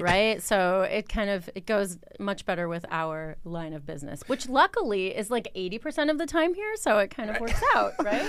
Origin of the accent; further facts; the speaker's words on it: Wisconsin, United States; moved away as an adult; also born or lived in Los Angeles; now in Copenhagen, Denmark; I'm from Wisconsin